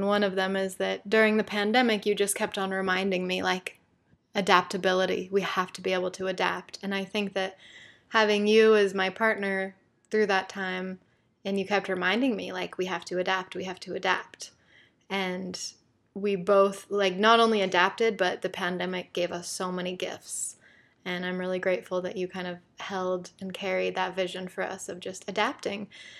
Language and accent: English; Salt Lake City, Utah, United States; and I grew up on the East Bench of Salt Lake City.